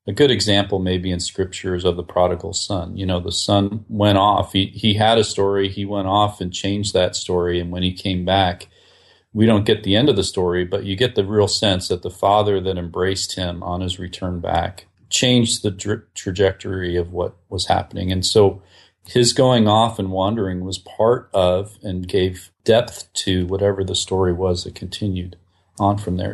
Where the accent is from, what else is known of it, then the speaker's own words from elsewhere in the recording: Whidbey Island, Washington, United States; I grew up, uh, outside of Seattle, Washington, on an island, actually, Whidbey Island